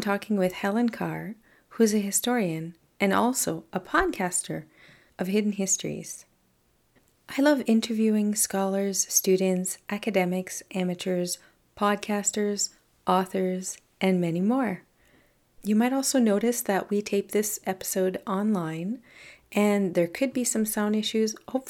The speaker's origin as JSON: {"language": "English", "country": "Canada", "said": "not all topics here are Canadian, but I am. … I'm a Francophone from Canada"}